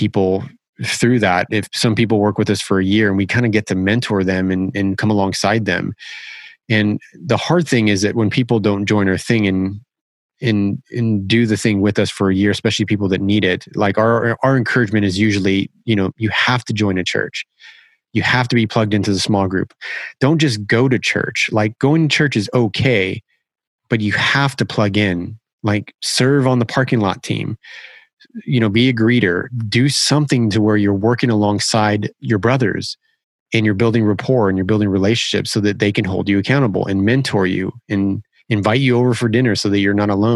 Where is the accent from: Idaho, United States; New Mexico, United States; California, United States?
California, United States; we grew up in California.